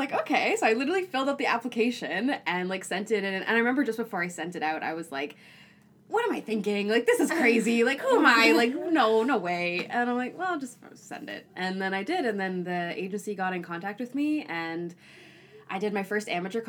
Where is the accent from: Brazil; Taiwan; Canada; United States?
Canada; Toronto, Ontario; cause I'm from Toronto originally.